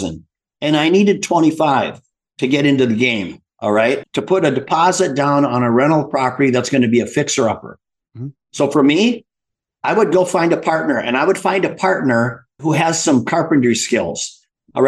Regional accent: Midwest, United States; I grew up in the Midwest

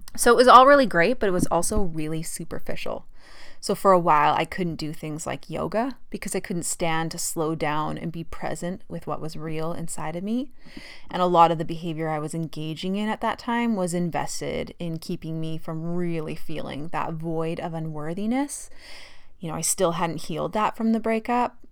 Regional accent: Fort St. John, British Columbia, Canada; moved away as an adult; also born or lived in Calgary, Alberta / Australia; I grew up in Fort St. John, pretty normal childhood.

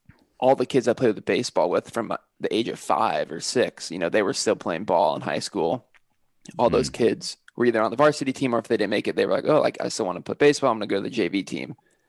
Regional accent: California, United States; because I moved from Northern California and I went to college by myself, I didn't know anyone there.

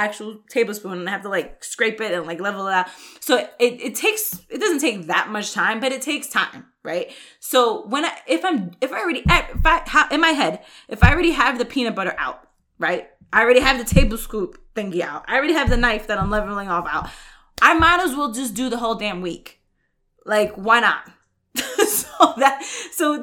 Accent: New York, United States; now in Texas, United States; I grew up in New York

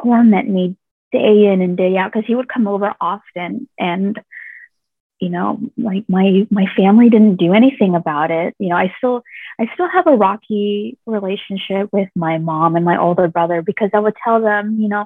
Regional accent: Washington, District of Columbia, United States; moved away as an adult; now in Thailand; when I was a young kid, in Washington, D.C., that's where I grew up

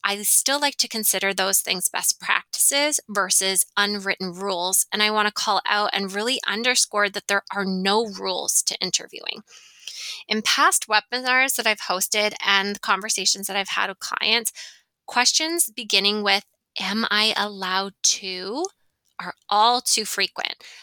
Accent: Ontario, Canada; now in Western Canada; I'm from Ontario. Toronto is in Ontario. So I'm from that area.

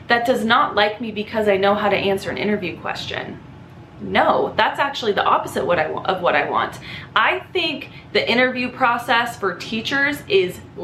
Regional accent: Los Angeles County, California, United States; I grew up in Los Angeles County, like an hour north of the city in a desert town.

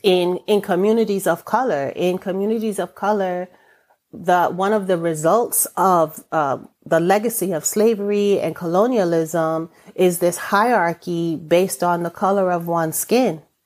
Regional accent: New York, United States; first language English; My first language is English. I'm born and raised in New York

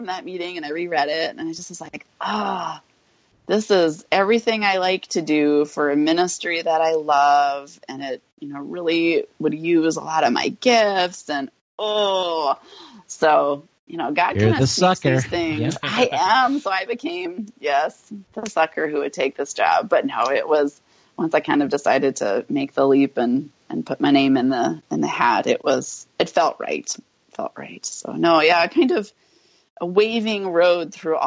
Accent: North Dakota, United States; I grew up in North Dakota

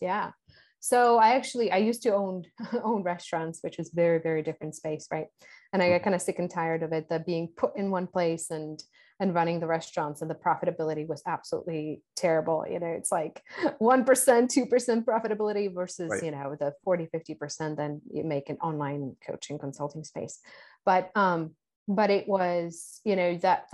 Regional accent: Czechia; now in Costa Rica; Home country of? Czech Republic.

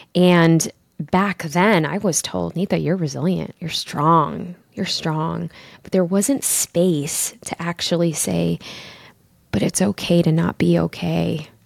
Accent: Chicago, Illinois, United States; my mom and my dad, they were immigrants, and I grew up in Chicago

